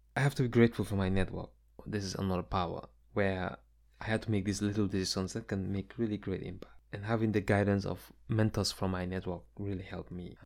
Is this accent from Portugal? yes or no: no; Gambia; now in United States; my experiences growing up in the Gambia